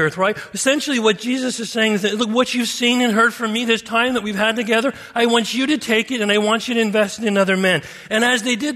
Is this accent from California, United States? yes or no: yes; Simi Valley, California, United States; moved away as an adult; also born or lived in Papua New Guinea; I grew up in Simi Valley, 27 years.